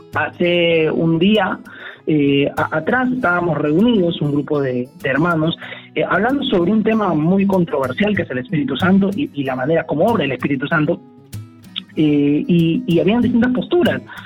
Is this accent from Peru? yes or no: yes; Peru